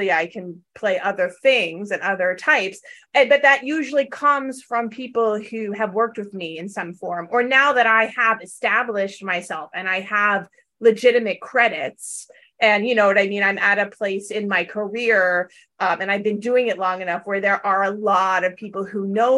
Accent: Valley girl, Southern California, United States; now in New York, United States; I'm from Southern California and I'm a Valley girl. So, but I have lived here now, you know, quite a long time

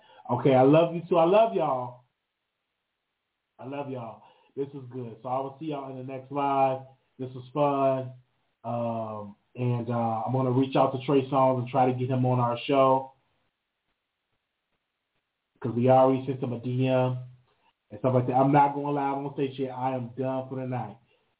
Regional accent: Chicago, Illinois, United States; And I'm from Chicago.

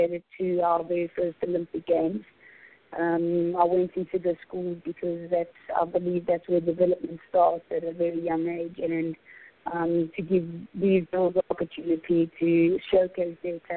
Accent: Johannesburg, Gauteng, South Africa; I'm from Johannesburg, in South Africa

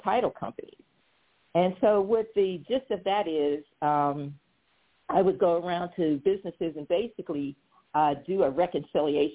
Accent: Pittsburgh, Pennsylvania, United States; moved away as an adult; also born or lived in Washington, D.C. area / Virginia; I'm originally from Pittsburgh, Pennsylvania

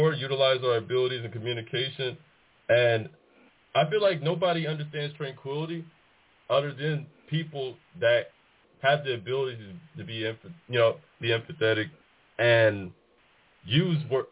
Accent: Warren, Arkansas, United States; moved away as an adult; also born or lived in Los Angeles, California; now in Laredo, United States; from the time I turned two, became a native to Warren, Arkansas. Shout out to the graduation class of 2010

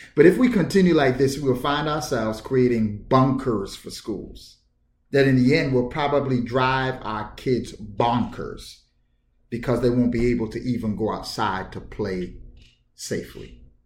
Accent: New York City, New York, United States; I grew up in New York City, in the hood, in Bedford Stuyvesant.

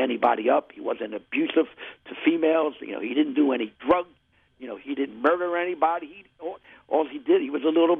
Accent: Philadelphia, Pennsylvania, United States; we're being here from Southwest Philly, right near the airport.

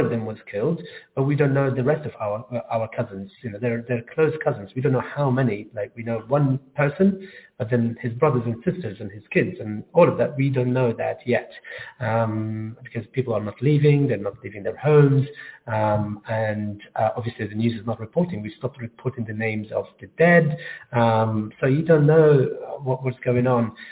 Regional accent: Gaza, Gaza Strip, Palestine; now in London, United Kingdom; I grew up in Gaza and I moved to London in 2002

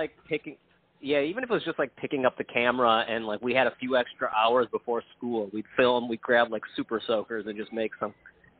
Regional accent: Minneapolis, Minnesota, United States; We're from Minneapolis area, like the suburbs of Minneapolis

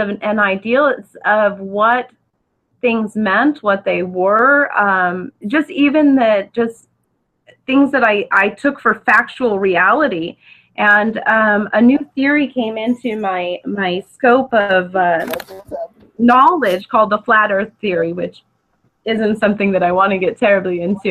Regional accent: Orange County, Southern California, United States; I'm from Southern California, Orange County, to be precise

